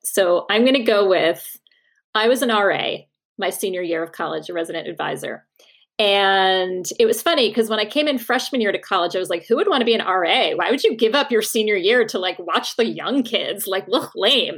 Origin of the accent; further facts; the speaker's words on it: Norwalk, Connecticut, United States; also born or lived in Australia; I was in my bedroom in Norwalk, Connecticut